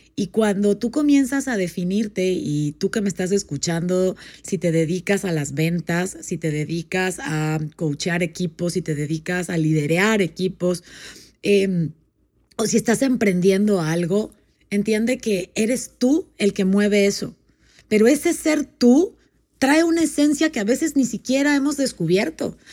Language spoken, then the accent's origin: Spanish; Panama; moved away as an adult; also born or lived in Puebla, Mexico; now in Mexico; Yo soy panameña, nací en Panamá